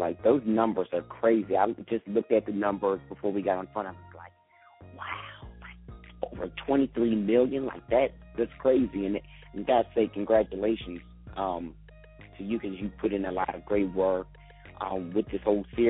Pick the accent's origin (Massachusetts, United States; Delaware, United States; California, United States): Delaware, United States; I'm being from Delaware